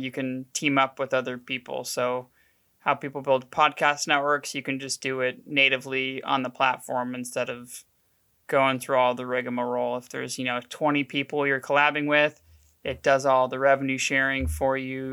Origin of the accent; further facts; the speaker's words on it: Oklahoma City, Oklahoma, United States; Born and raised in Oklahoma City